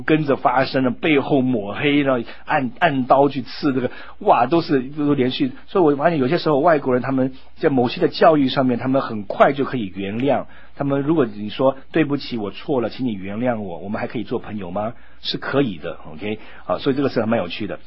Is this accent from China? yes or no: no; United States; moved away; 在美国长大的时候